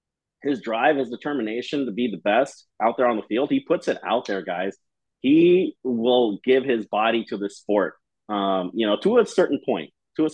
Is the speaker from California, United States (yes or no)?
yes; Los Angeles, California, United States; So I grew up in Echo Park